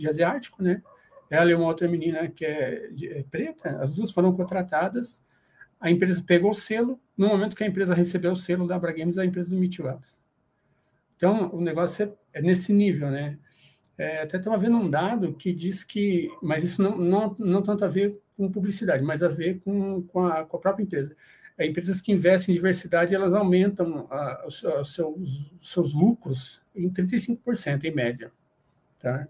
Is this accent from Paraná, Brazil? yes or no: yes; Paraná, Brazil; now in São Paulo, Brazil; eu sou do Paraná, mas no momento eu moro aqui em São Paulo, capital